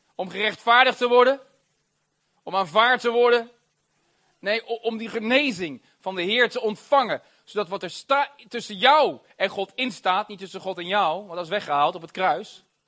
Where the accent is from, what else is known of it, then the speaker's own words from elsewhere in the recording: Rotterdam, South Holland, Netherlands; Ik ben een Rotterdammer.